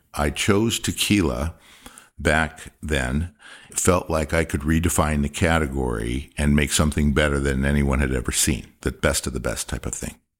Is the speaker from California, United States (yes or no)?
yes; Compton, California, United States; also born or lived in Indiana / Long Beach, California; I was raised in Compton, California, till I was about fourteen years old.